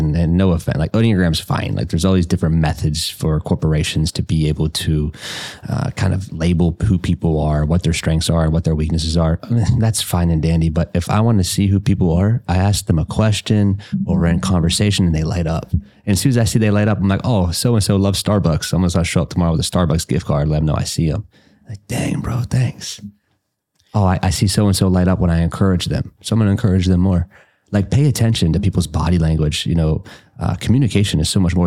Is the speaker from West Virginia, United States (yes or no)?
yes; West Virginia, United States; moved away as an adult; now in Indianapolis, United States; I'm from West Virginia originally